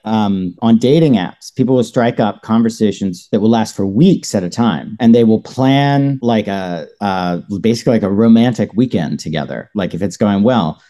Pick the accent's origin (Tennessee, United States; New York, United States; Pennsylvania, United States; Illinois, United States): Tennessee, United States; Knoxville; I grew up in Knoxville, Tennessee